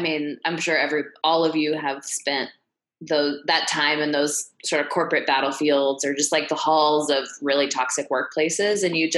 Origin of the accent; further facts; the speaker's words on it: Midwest, United States; And, you know, I'm from the Midwest. So I thought that coming back wasn't going to be like that scary.